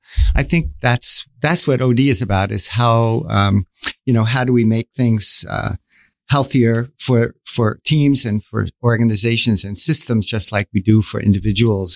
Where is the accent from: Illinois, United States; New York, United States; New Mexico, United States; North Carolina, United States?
New York, United States; moved away as an adult; now in Singapore; I'm originally from New York